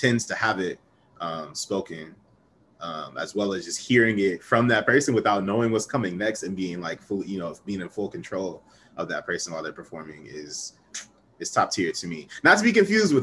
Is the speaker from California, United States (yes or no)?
no; Ohio, United States; I'm from Ohio